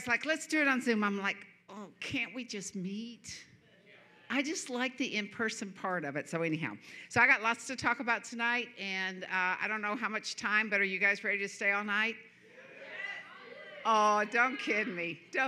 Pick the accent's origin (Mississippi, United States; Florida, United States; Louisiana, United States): Florida, United States; moved away; I'm from Florida, and it's hot here.